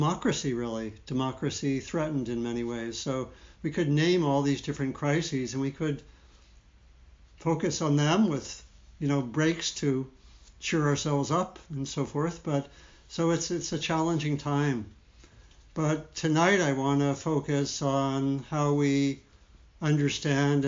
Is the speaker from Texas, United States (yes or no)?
no; D.C., Maryland, United States; I grew up in Maryland, outside of Washington, D.C.